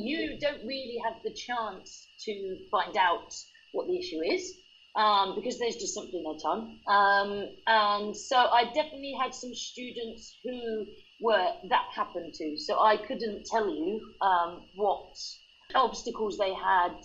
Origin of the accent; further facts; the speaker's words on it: England, United Kingdom; moved away as an adult; also born or lived in Spain; As you can hear, I'm from England, but I taught English abroad